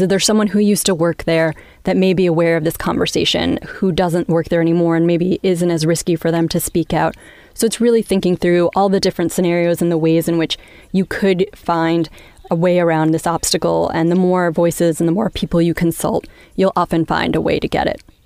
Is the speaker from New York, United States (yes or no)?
yes; Long Island, New York, United States; moved away; I grew up in Long Island